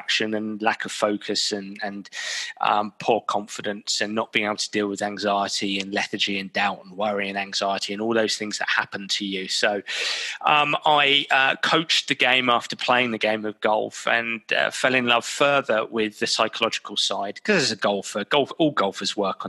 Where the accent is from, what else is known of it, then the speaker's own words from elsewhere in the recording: England, United Kingdom; being English, being British